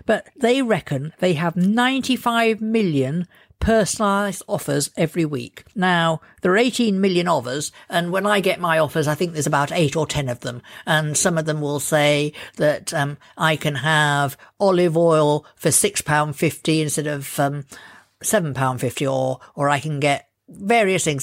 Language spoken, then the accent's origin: English; Lincolnshire, East Midlands, United Kingdom; I come from Lincolnshire